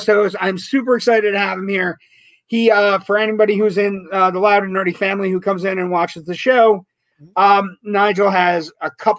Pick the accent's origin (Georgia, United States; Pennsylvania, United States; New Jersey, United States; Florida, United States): Pennsylvania, United States; Scranton; I'm from Scranton, Pennsylvania, yeah, we have a big St. Patrick's Day parade